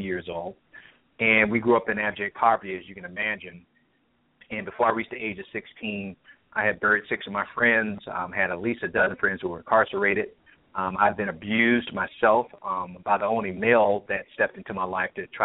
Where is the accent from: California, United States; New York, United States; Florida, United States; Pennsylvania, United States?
Florida, United States; Miami; now in Chattanooga, United States; I grew up in the projects in Liberty City in Miami